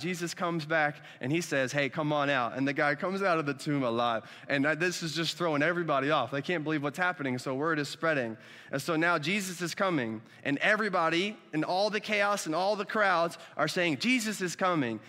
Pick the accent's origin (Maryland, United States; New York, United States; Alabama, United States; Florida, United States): Alabama, United States; moved away; also born or lived in Dominican Republic; I'm from Alabama.